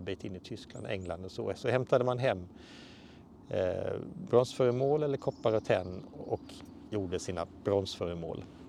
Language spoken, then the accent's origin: Swedish; Halland County, Sweden; also born or lived in Småland; now in Skåne, Sweden; jag är ju uppvuxen i Halland, bor i Skåne och har jobbat väldigt mycket i Småland.